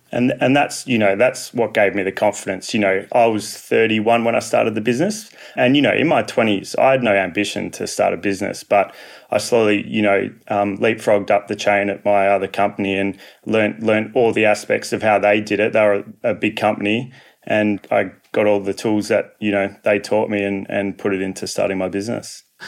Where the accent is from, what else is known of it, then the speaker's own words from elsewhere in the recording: Perth, Western Australia, Australia; I'm from Perth, Western Australia